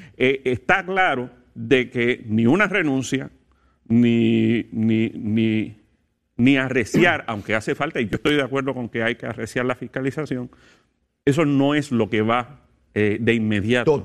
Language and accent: Spanish; Puerto Rico